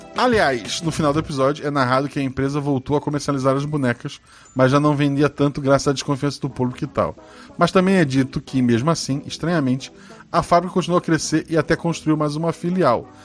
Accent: Florianópolis, Santa Catarina, Brazil; eu sou de Florianópolis

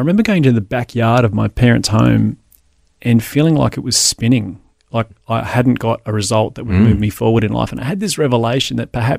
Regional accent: Adelaide, South Australia, Australia; I grew up in Adelaide and attended the church that was at the end of our street.

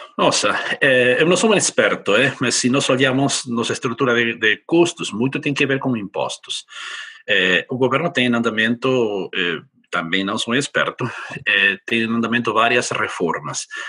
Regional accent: Argentina; Portuguese is a second language; moved away as an adult; also born or lived in United States / China; now in Brazil; peço desculpas por meu portunhol, porque eu não sou brasileiro, sou gaúcho, mas gaúcho do sul, sou argentino

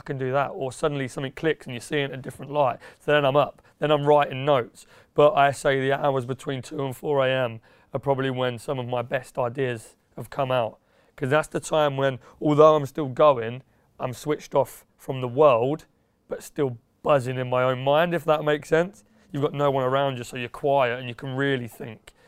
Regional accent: Yaxley, East of England, United Kingdom; moved away as an adult; also born or lived in Peterborough; now in London, United Kingdom; I was born in Peterborough, and there's a little village about ten minutes away near the A one called Yaxley. Um, I grew up around there, twenty odd years

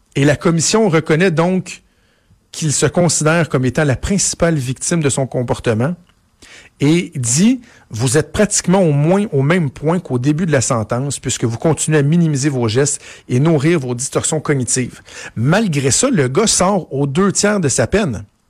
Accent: Quebec, Canada; chez nous au Québec

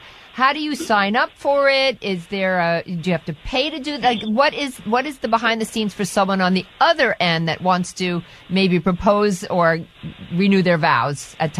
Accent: New York, United States; As a New Yorker, I am a New Yorker from day one.

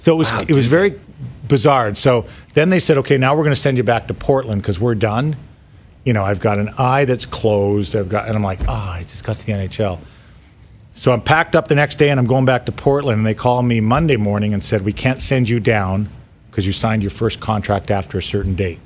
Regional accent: Mississauga, Ontario, Canada; I grew up in Mississauga

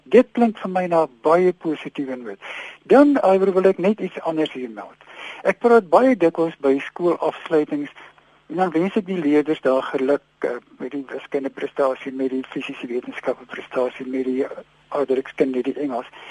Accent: South Africa; ons as Afrikaners

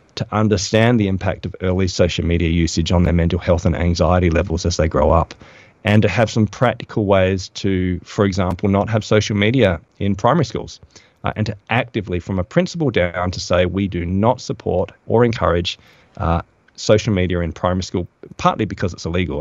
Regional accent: Adelaide, South Australia, Australia; moved away; I'm from Adelaide originally

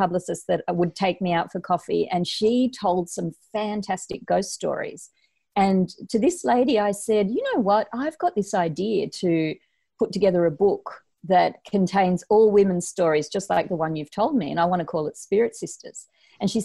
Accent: Uruguay; now in Sydney, Australia; Uruguay, which is where I was born in South America.

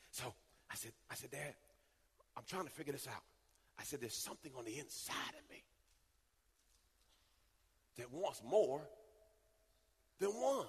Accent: Jamaica; moved away; I was born in Jamaica

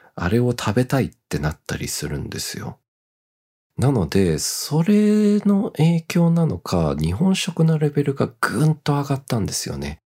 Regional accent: Australia; now in Japan; オーストラリア育ち、オーストラリア生まれにもかかわらず

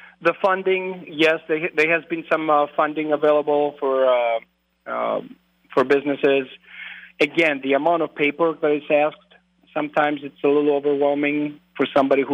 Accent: Greece; moved away as an adult; also born or lived in Twin Cities, Minnesota / Eau Claire, Wisconsin; now in La Crosse, United States; I'm originally from Greece. I grew up in Greece. I grew up on a dairy farm

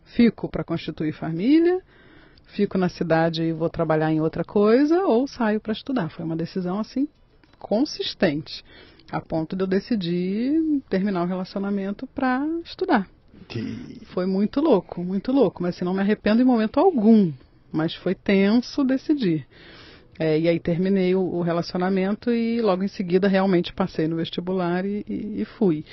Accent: Nova Friburgo, Rio de Janeiro, Brazil; moved away as an adult; also born or lived in Niterói; now in Cotia, Brazil; Na cidade de Nova Friburgo, que fica na região serrana do estado do Rio

